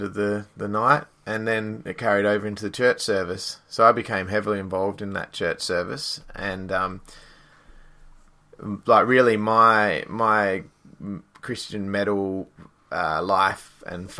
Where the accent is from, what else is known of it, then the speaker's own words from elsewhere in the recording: Perth, Western Australia, Australia; also born or lived in Fremantle; I grew up in Western Australia, in Perth. I'm a Perth boy through and through. I was born in the sort of Fremantle area and grew up around there.